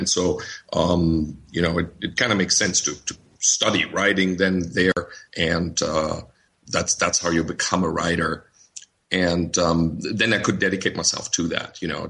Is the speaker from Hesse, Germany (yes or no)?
yes; Wiesbaden, Hesse, Germany; moved away as an adult; also born or lived in Mainz / Mississippi / New Orleans / Dominican Republic; This is my hometown.